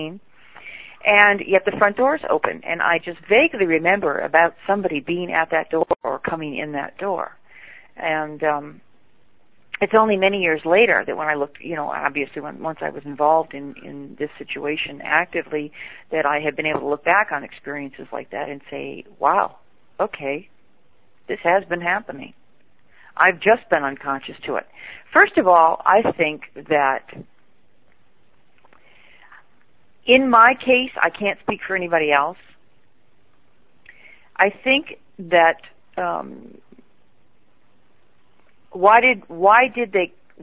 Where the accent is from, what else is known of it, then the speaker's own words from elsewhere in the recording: Michigan, United States; I grew up in the Midwest in a little small town in Michigan.